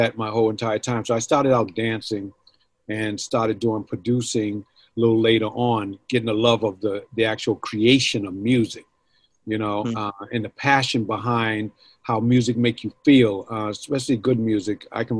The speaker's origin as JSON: {"language": "English", "town": "Boston", "region": "Massachusetts", "country": "United States", "tie": "born or raised there", "said": "You know, they come from my hometown here in Boston, Mass."}